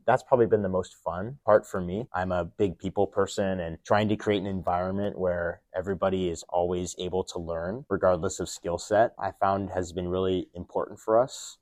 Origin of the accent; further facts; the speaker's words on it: Midwest, United States; I grew up in the Midwest